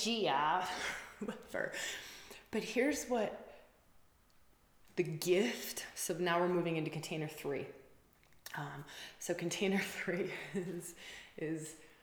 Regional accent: Wisconsin, United States; I'm from Wisconsin, we say bubbler.

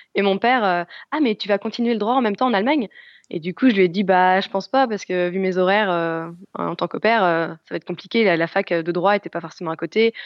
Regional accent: France; moved away as an adult; now in Germany; en tant que Française

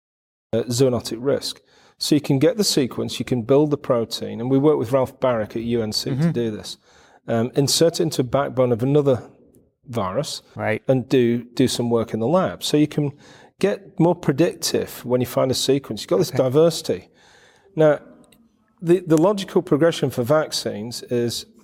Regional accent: United Kingdom; I'm from the UK, but the name's Ukrainian

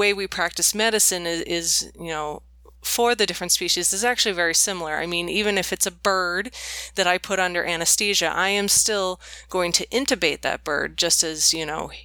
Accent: Bay Area, California, United States; I grew up in the Bay Area in California

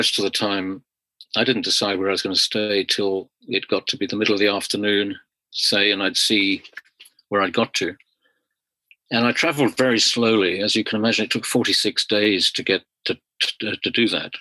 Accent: London, United Kingdom; I was from London, England

